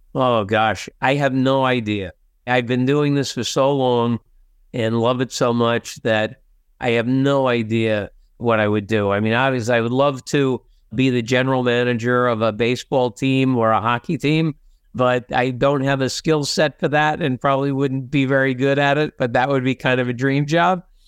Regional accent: New Jersey, United States; I'm a kid from Jersey, I'm in, in the big city

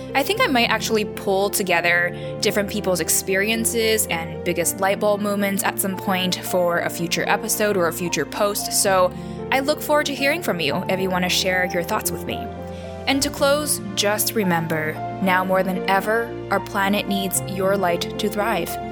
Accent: Taiwan; I was born and raised in Taiwan, this little island in East Asia

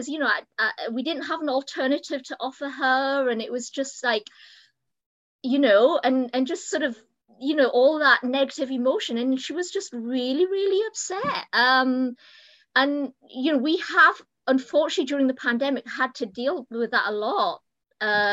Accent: United Kingdom; moved away as an adult; now in United States; as you can probably tell from my accent, I'm not American. I'm actually from the UK.

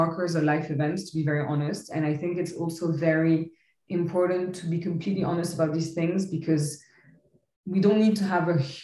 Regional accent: Paris, Île-de-France, France; moved away as an adult; also born or lived in Lebanon / London / Barcelona; now in Paris, France; So I'm originally Lebanese. I grew up in Paris.

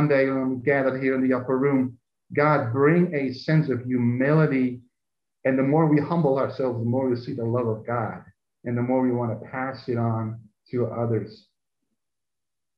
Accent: Netherlands; now in United States; both in Europe growing up in Holland and living in America

